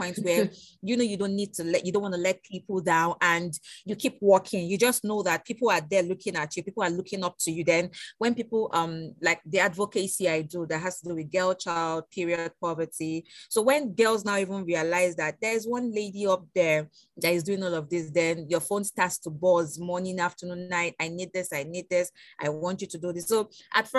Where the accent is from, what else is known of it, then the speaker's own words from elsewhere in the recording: Nigeria; now in Lagos, Nigeria; Nigerian youths. We are energetic